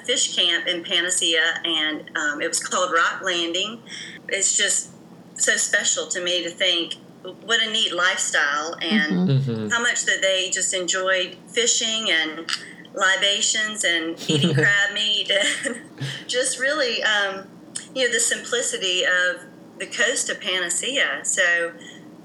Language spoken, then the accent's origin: English; Thomasville, Georgia, United States; also born or lived in Tallahassee, Florida; I grew up in Thomasville in Tallahassee